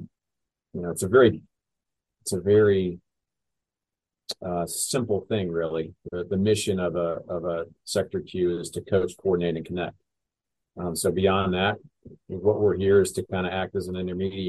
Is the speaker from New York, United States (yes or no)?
no; Charlotte, North Carolina, United States; born and raised in Charlotte